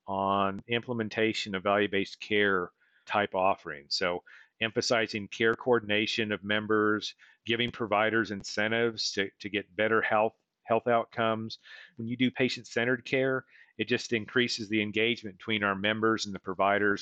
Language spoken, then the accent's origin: English; Weatherford, Oklahoma, United States; my hometown of Weatherford